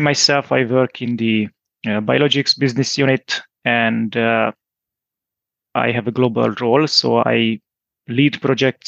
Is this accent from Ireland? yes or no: no; Hungary; moved away as an adult; now in Groningen, Netherlands; I'm originally from Hungary, as so my wife